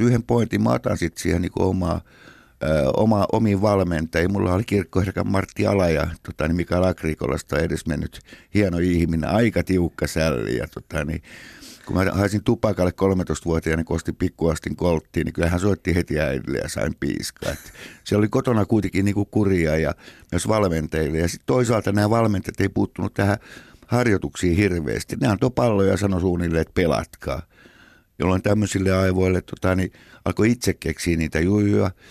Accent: Helsinki, Uusimaa, Finland; Sitten he muuttivat äidin kanssa totani, niin Helsinkiin ja siellä me synnyttiin Munkkiniemessä 57

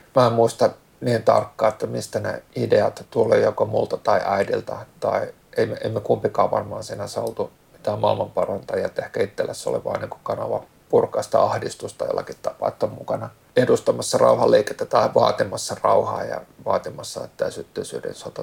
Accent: Helsinki, Uusimaa, Finland; born or raised there; also born or lived in Malmi, Helsinki

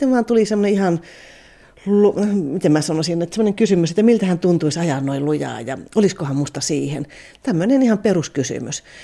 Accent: Kanala, Finland; Kato, kun me ollaan Kanalasta, niin meillä oli neljä tyttöä

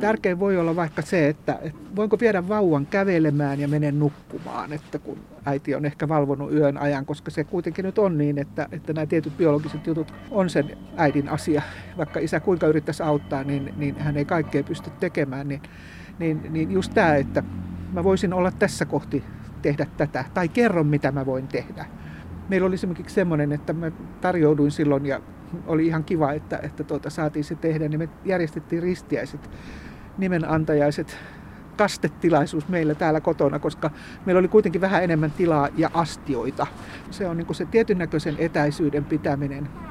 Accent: Kannus, Central Ostrobothnia, Finland; now in Turku, Finland; mistä mä olen kotoisin Kannuksessa

